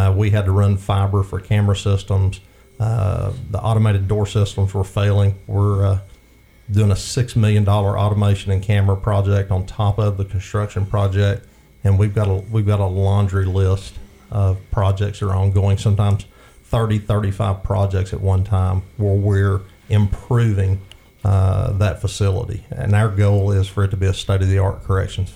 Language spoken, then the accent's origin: English; Bryant, Alabama, United States; The rural setting where I was raised in Bryan, Alabama